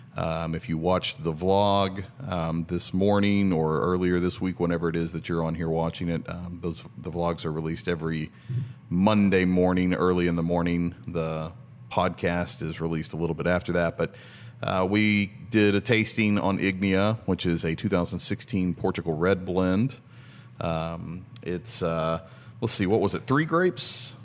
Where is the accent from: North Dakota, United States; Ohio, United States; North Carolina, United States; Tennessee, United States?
Tennessee, United States; moved away; We're originally from Tennessee.